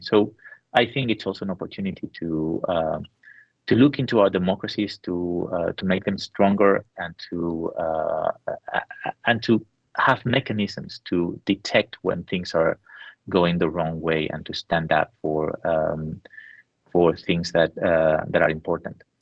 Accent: San Sebastián, Basque Country, Spain; I was in in my hometown in San Sebastian

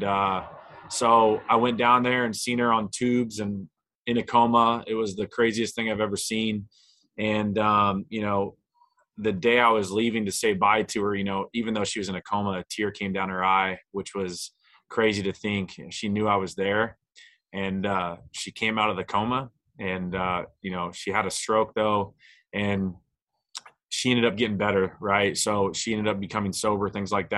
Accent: Naples, Florida, United States; I was born in Naples, Florida

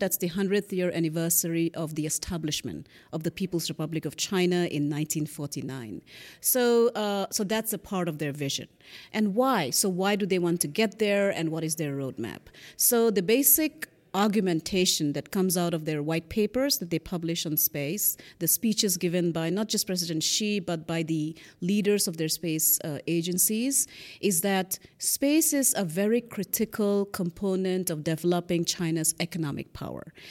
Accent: Northeast India, India; moved away; I grew up in Northeast India

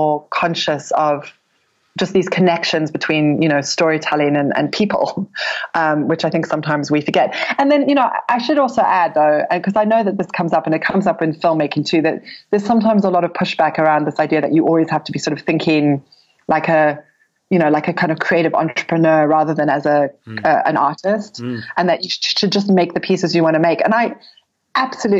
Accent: South Africa; also born or lived in United Kingdom / New York, United States; now in Cape Town, South Africa; I was born in South Africa and I had lived in the UK and then in New York for many years. I was in New York for over a decade

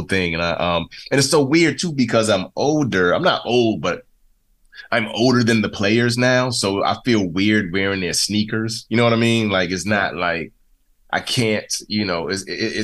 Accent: Prince George's County, Maryland, United States; moved away; I grew up in Prince George's County, Maryland

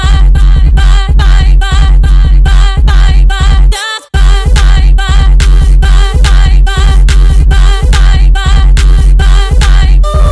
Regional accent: New Jersey, United States; moved away; also born or lived in Baltimore; I'm from Jersey. In Jersey, cats, we used to play joints like this.

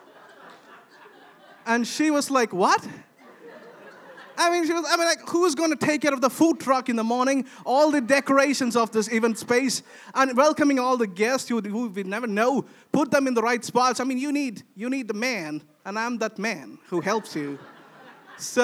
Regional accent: India; moved away as an adult; now in Sweden; for me as an Indian

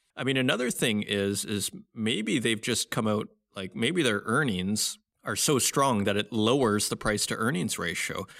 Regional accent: Saskatoon, Saskatchewan, Canada; based in Saskatoon, Saskatchewan, my hometown

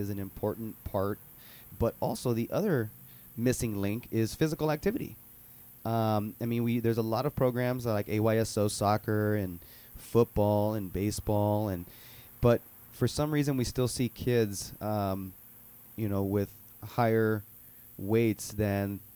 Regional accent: Hacienda Heights, California, United States; I grew up in Hacienda Heights

